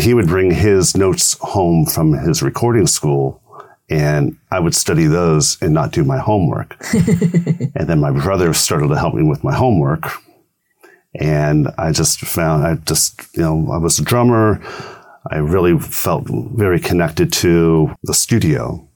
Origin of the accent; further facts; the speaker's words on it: Thousand Oaks, California, United States; I said Thousand Oaks